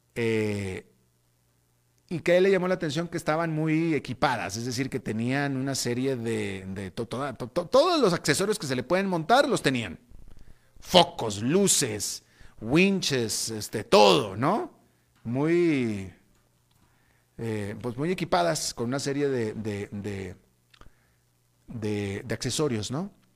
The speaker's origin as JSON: {"language": "Spanish", "country": "Mexico", "moved": "yes", "lives_now": "Costa Rica", "said": "yo que precisamente soy mexicano"}